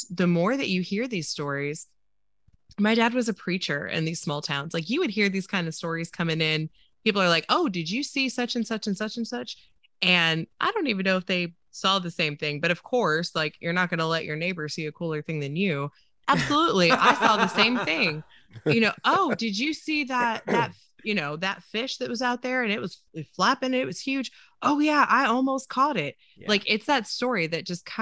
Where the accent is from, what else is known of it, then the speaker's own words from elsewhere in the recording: Cass County, Missouri, United States; moved away as an adult; also born or lived in Little Rock, Arkansas; now in Texas, United States; I'm from Cass County, Missouri.